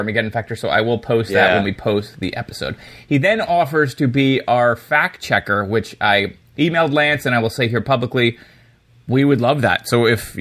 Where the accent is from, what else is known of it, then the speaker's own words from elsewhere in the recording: Northeast United States, United States; You and I are Northeasterners